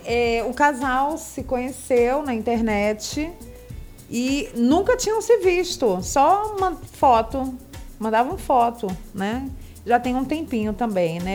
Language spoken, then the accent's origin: Portuguese; Rio de Janeiro, Brazil; moved away; Eu sou carioca